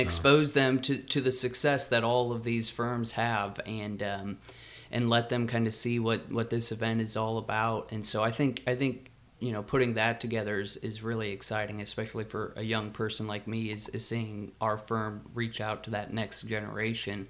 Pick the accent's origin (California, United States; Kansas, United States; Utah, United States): Kansas, United States; Growing up in Kansas